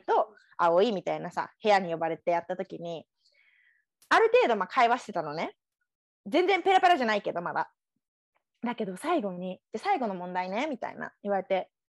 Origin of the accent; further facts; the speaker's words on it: Tokyo, Japan; moved away as an adult; now in United States; 私、東京育ってさ